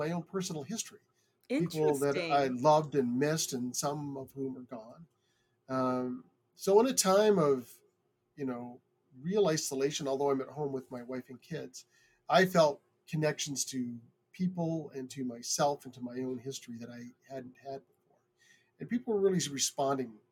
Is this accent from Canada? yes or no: yes; Canada; also born or lived in United States; I moved to Canada from the United States when I was 8 years old.